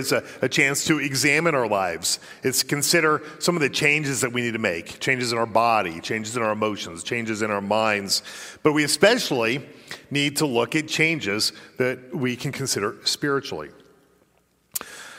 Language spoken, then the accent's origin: English; Colorado, United States; moved away; I did spend 2/3 of my life growing up in Colorado